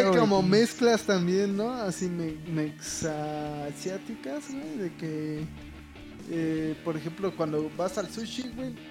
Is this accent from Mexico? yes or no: yes; Mexico; somos este, mexicanos